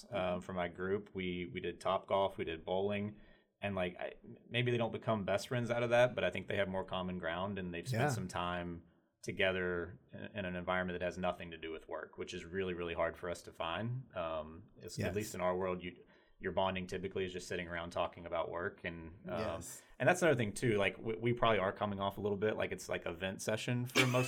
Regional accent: Kentucky, United States; we're both from Kentucky

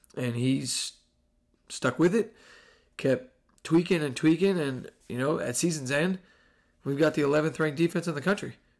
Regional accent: New Jersey, United States; also born or lived in Indiana; now in Texas, United States; I'm from Jersey. I spend time in Indiana. I live in Texas now

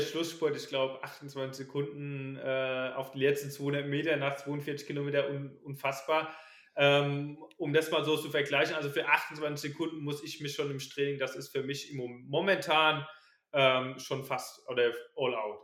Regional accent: Ballborn, Rhineland-Palatinate, Germany; ich komme aus der Nähe von Kaiserslautern, aus dem kleinen Dorf, ähm, Balborn.

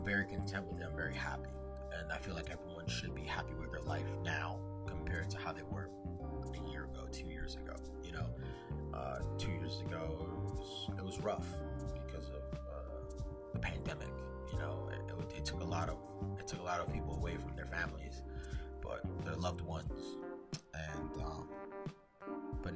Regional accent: New Jersey, United States; also born or lived in Florida; I was from Jersey because of my accent

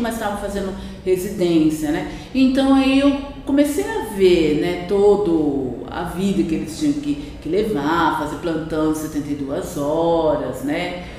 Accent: Campinas, São Paulo, Brazil; moved away as an adult; also born or lived in Uberaba, Minas Gerais; now in Campos do Jordão, Brazil; Eu sou natural de Uberaba, Minas Gerais, Triângulo Mineiro, né? E só que eu vim para o estado de São Paulo muito é, com quatro anos, ainda menina, né? Ainda criança e com quatro anos e a partir daí para Campinas, né, interior de São Paulo e onde foi toda a minha infância, é, adolescência, juventude

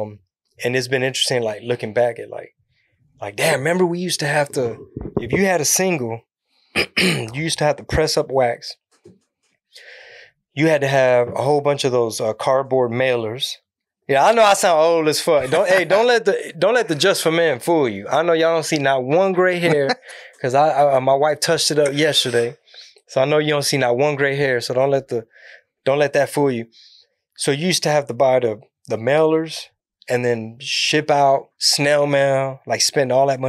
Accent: Houston, Texas, United States; also born or lived in San Antonio; born and raised out of Houston

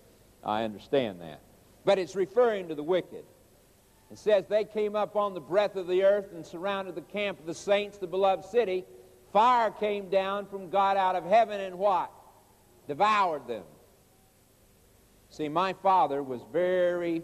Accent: Oklahoma, United States; I was raised in Oklahoma

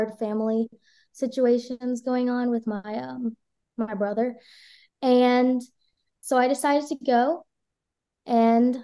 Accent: South Carolina, United States; also born or lived in Guatemala; I was born in Guatemala. I was adopted when I was 3 months old and I was raised in South Carolina

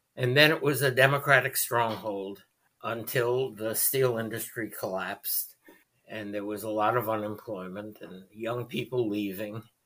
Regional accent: United States; as an American Jew

